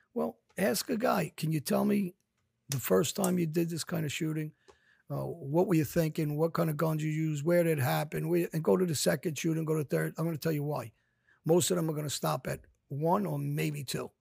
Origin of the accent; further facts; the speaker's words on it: New York City, New York, United States; kids from my neighborhood, we grew up on Jamaica Avenue, East New York, South Jamaica.